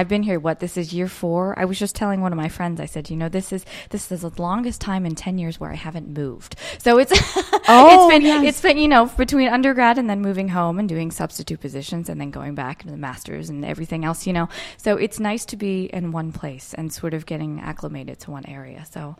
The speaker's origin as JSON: {"language": "English", "town": "Hollidaysburg", "region": "Pennsylvania", "country": "United States", "tie": "born or raised there", "said": "I grew up in Hollidaysburg, Pennsylvania. So all the way on the other side of the state. It's about an hour and a half east of Pittsburgh. It's right below State College. So if you know where Penn State University is, it's about 45 minutes below."}